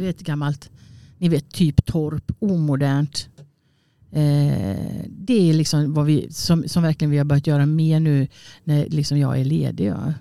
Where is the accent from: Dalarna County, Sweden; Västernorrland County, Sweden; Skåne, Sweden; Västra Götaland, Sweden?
Västra Götaland, Sweden; Borås; moved away; also born or lived in Gothenburg / Kungälv; jag är från Borås och hamnade jag då i Göteborg